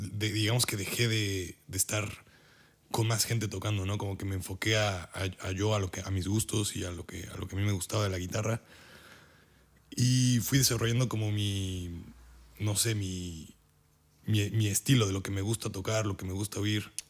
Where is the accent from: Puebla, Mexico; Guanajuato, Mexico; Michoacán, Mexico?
Puebla, Mexico; moved away as an adult; now in Germany; yo soy de Puebla, de México